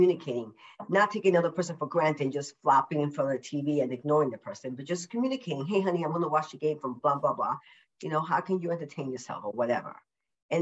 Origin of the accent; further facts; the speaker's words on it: New York, United States; moved away; I'm a New Yorker, originally a New Yorker